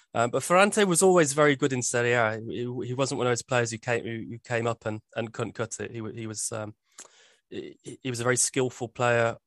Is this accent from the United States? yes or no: no; Birmingham, West Midlands, United Kingdom; I grew up in Birmingham